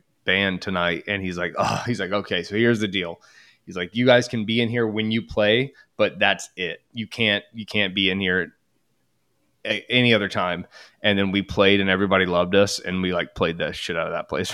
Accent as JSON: {"language": "English", "town": "Lafayette", "region": "Indiana", "country": "United States", "moved": "yes", "lives_now": "Indianapolis, United States", "said": "I'm originally from Lafayette, Indiana, like the factory town next to where Purdue is."}